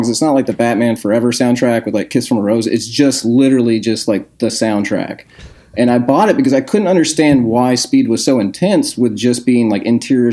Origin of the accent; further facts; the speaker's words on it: Danville, Kentucky, United States; I was born in 1984 in Danville, Kentucky.